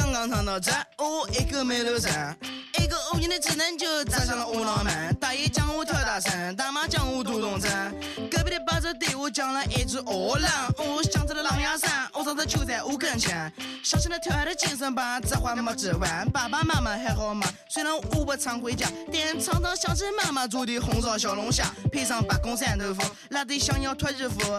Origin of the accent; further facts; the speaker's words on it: Anhui, China; 大家好，我是安徽的，给你们唱首歌，希望你们喜欢，谢谢。